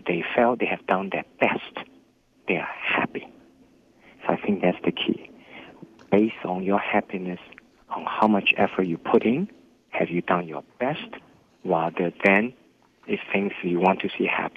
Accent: Hangzhou, Zhejiang, China; English is a second language; moved away as an adult; now in United States; my hometown, Hangzhou

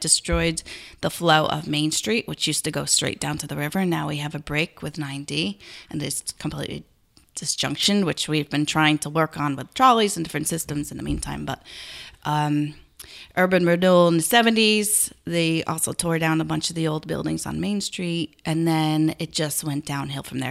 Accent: Garrison, New York, United States; I grew up in Garrison

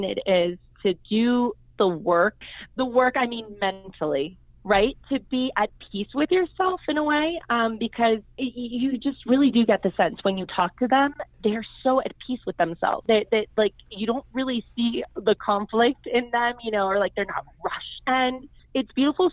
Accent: United States; My dad's from Argentina. My mom's Colombian. I'm from the U.S.

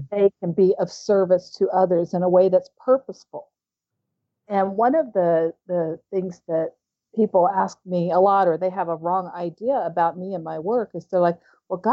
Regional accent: Houston, Texas, United States; moved away; also born or lived in London / St. Thomas / Santa Monica / Oklahoma; growing up in West Houston

